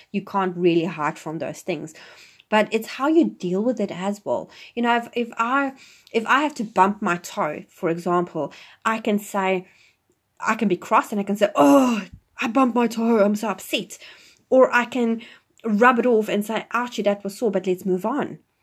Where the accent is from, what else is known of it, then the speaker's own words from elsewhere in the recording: South Africa; moved away as an adult; now in New Zealand; I'm originally from South Africa, and I live in New Zealand now